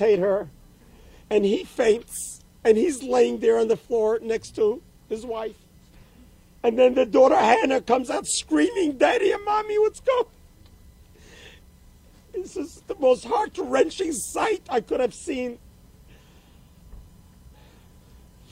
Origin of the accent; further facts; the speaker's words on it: New York City, New York, United States; moved away as an adult; now in Poway, United States; I grew up in Brooklyn, New York.